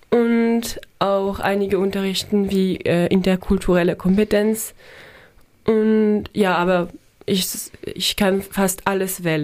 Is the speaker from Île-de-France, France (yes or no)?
no; Strasbourg, Grand Est, France; German is a second language; moved away as an adult; also born or lived in Annecy, France; now in Kiel, Germany; ich lebe in Straßburg mit meinen Eltern.